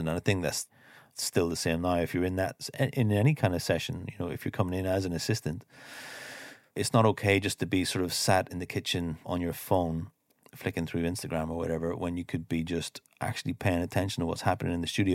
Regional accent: Ireland; moved away as an adult; also born or lived in London; I grew up here in Ireland

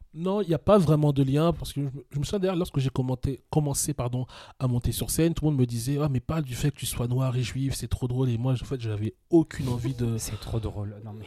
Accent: Meaux, Île-de-France, France; also born or lived in Paris; moi je suis né à Paris, j'ai toujours grandi en, banlieue parisienne

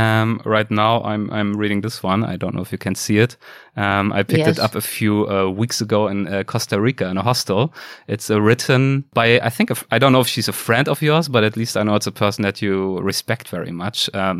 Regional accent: Germany; English is a second language; in Germany, in my home country

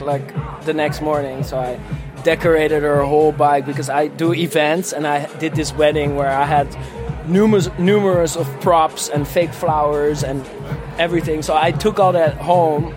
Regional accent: Amsterdam, North Holland, Netherlands; I'm from Amsterdam.

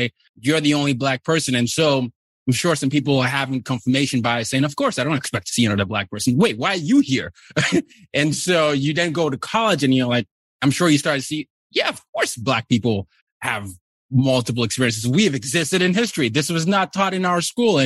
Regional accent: Nigeria; now in United States; I'm from Nigeria

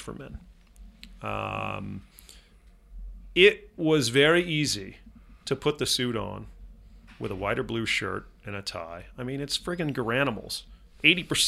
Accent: Laguna Beach, California, United States; I grew up in Laguna Beach, California

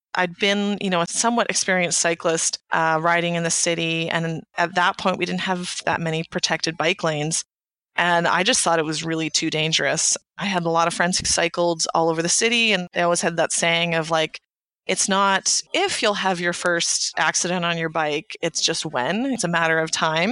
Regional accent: Canada; I'm a Canadian

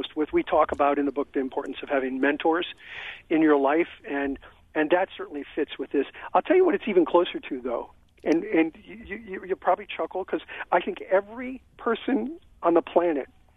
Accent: Pennsylvania, United States; moved away; I was born in Pennsylvania

